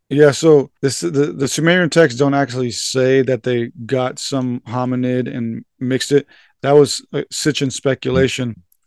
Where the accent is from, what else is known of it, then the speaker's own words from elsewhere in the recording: San Diego, California, United States; I was born and raised here in San Diego, uh, for the first twenty-five years of my life